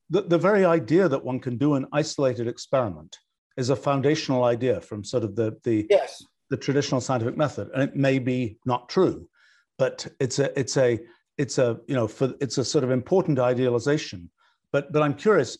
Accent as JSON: {"language": "English", "town": "Oxford", "region": "South East England", "country": "United Kingdom", "tie": "born or raised there", "said": "I grew up in Oxford"}